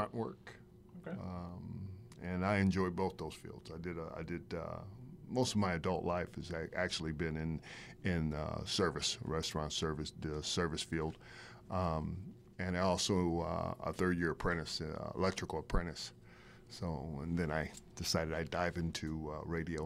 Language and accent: English; Akron, Ohio, United States; moved away as an adult; also born or lived in Riverside, California; born and raised in Akron, Ohio.